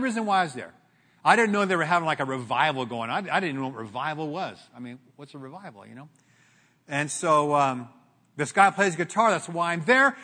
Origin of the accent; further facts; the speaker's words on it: Glendora, California, United States; Grew up in Glendora, in, in, in Glendora